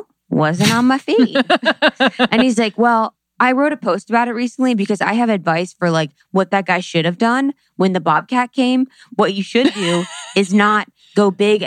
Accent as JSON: {"language": "English", "region": "Ohio", "country": "United States", "moved": "yes", "said": "from Ohio."}